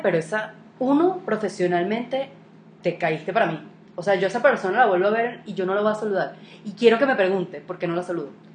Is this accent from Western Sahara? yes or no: no; Venezuela; moved away as an adult; now in Colombia; ese es mi país, ¿me entiendes? Es donde yo nací, mis raíces, todo, o sea, yo me fui obligada